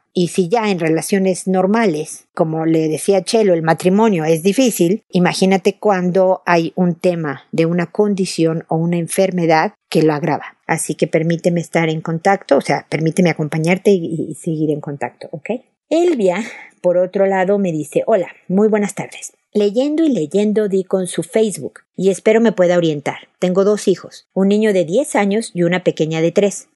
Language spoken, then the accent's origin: Spanish; Mexico; now in Chile; Yo vivo en Chile, mi familia es mexicana, yo soy mexicana